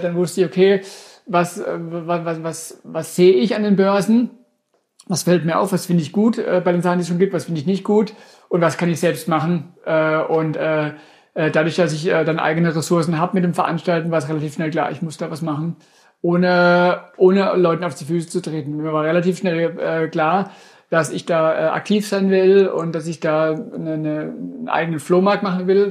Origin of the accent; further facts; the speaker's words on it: Durmersheim, Baden-Württemberg, Germany; ich bin ja aus Domersheim gebürtig, äh, vor Ort von Karlsruhe